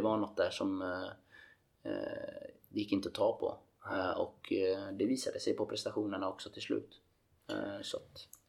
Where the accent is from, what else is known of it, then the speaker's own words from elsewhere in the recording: Gothenburg, Västra Götaland, Sweden; moved away as an adult; also born or lived in Norway; hemma i Göteborg